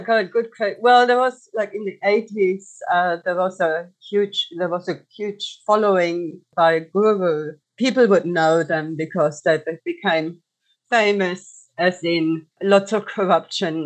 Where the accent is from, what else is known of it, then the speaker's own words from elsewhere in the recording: Germany; moved away as an adult; now in Australia; I grew up in Germany as a single child